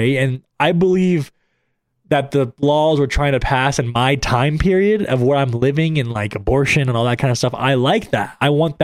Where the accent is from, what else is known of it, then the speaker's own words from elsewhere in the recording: United States; I'm an American and I'm a patriot